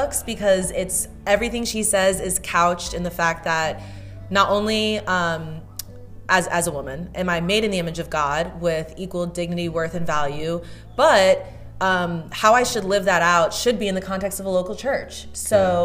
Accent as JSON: {"language": "English", "region": "New Jersey", "country": "United States", "said": "I am from Jersey."}